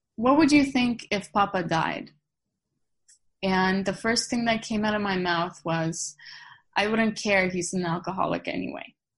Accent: Krasnodar, Krasnodar Krai, Russia; moved away; I was born in Russia, uh-huh. Krasnodar

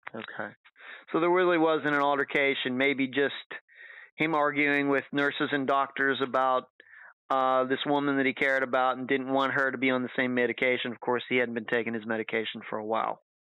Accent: United States; as an American

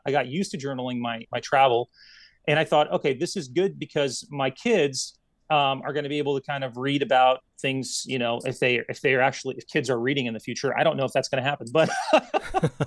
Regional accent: Detroit, Michigan, United States; English is a second language; growing up in Detroit, Michigan

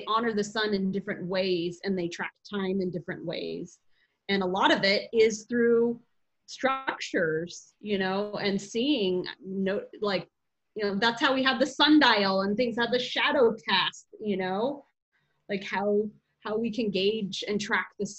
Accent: Arizona, United States; I grew up in Arizona

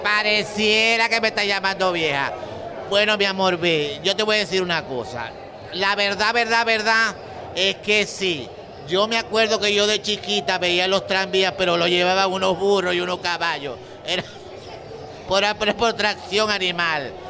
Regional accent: Maracaibo, Zulia, Venezuela; yo nací en Santa Lucía

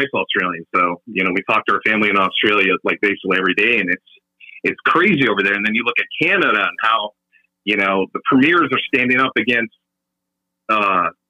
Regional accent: Minnesota, United States; moved away as an adult; I'm originally from Minnesota

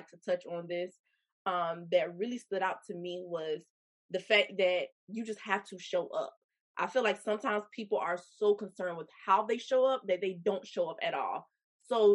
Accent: Kingstree, South Carolina, United States; I'm from King Street, South Carolina

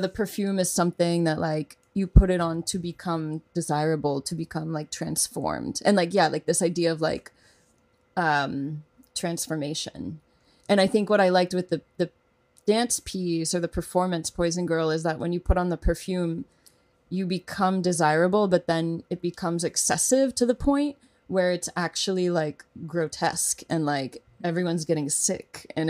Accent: Oklahoma, United States; born there; I was born in Oklahoma.

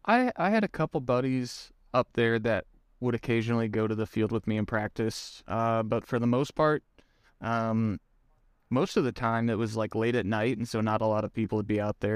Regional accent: Springfield, Missouri, United States; also born or lived in Ozark, Missouri; I was born in Springfield, Missouri, which is kinda southwest part of the state. I live in Ozark, Missouri currently, which is just south of Springfield

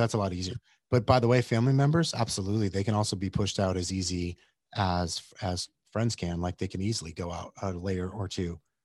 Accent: Yuma, Arizona, United States; I grew up in Yuma, Arizona

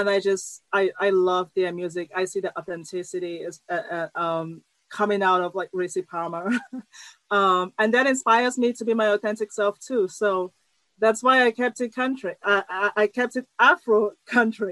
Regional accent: Cameroon; moved away as an adult; also born or lived in Iowa, United States / California, United States; now in United States; I came from Cameroon to the U.S. to study engineering

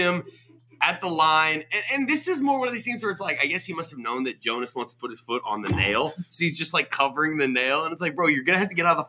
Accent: Seattle, Washington, United States; I grew up in Seattle.

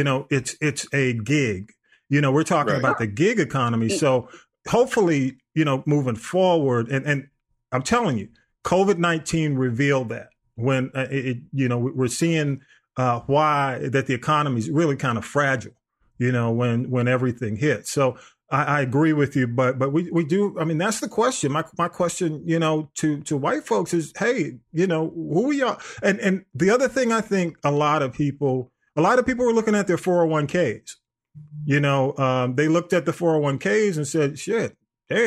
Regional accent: Georgia, United States; I'm from Georgia

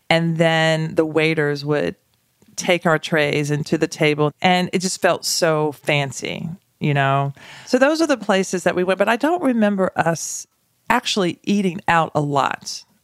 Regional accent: Nashville, Tennessee, United States; North Nashville. And we were there until I was, I think, 11. But that neighborhood was a predominantly black neighborhood, small, middle class neighborhood, very close.

